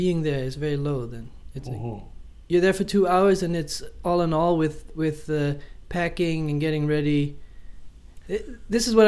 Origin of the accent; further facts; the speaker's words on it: Amsterdam, North Holland, Netherlands; moved away as an adult; it's my hometown